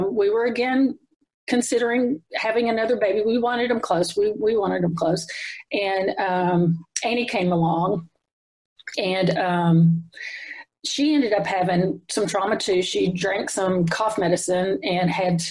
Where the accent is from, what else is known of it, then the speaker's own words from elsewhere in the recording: Cookeville, Tennessee, United States; I grew up in Cookeville, Tennessee, since I was 8 months old.